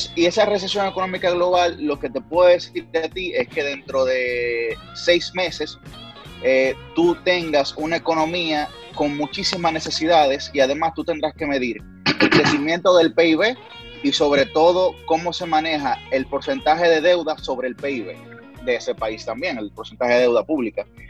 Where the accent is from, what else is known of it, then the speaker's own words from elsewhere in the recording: Dominican Republic; representé al país en España